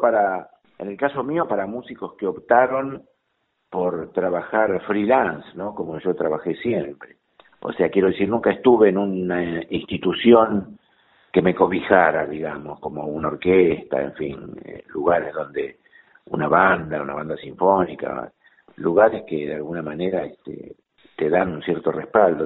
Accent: Bernal, Buenos Aires Province, Argentina; yo soy de Bernal, así que también soy sureño.

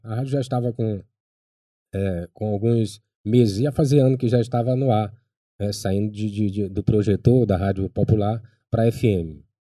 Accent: Baixada Maranhense, Maranhão, Brazil; accent: Baixada; now in São Luís, Brazil; ainda tá ainda com sotaque é, de, de, de, gente da Baixada

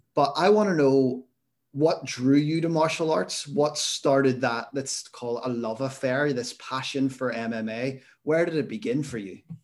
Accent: Belfast, Northern Ireland, United Kingdom; I'm from Belfast

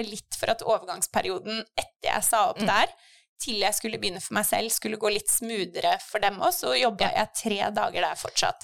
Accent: Sandefjord, Vestfold, Norway; moved away as an adult; also born or lived in England; kom jeg egentlig hjem fra England og ville tilbake til eh, Sandefjord

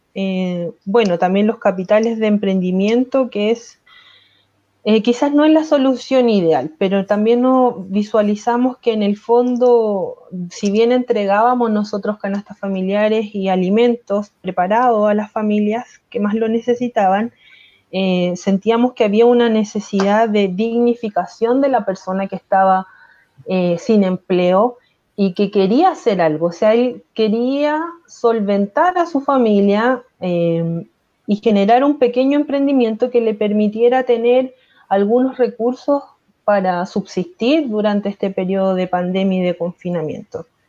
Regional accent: Viña del Mar, Valparaíso, Chile; soy pobladora desde, desde mi nacimiento, vivo en la población

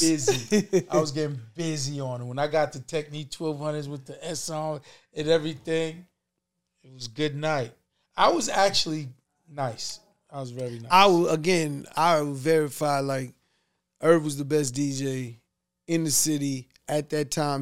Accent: New York City, New York, United States; We're from Queens

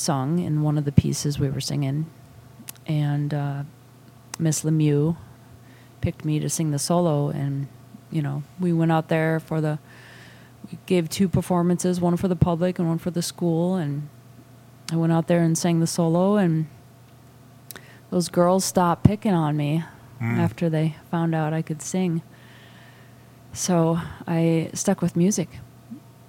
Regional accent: Brainerd, Minnesota, United States; I was born in Brainerd, Minnesota

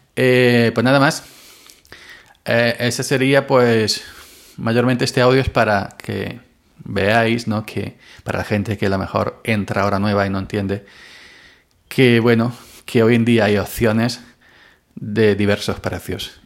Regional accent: Andalusia, Spain; soy andaluz.

